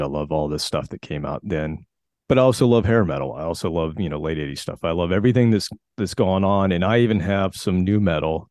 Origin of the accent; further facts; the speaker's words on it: South Carolina, United States; I grew up in South Carolina, and, um, in my little town, it was like, uh, about thirty minutes from Charlotte, North Carolina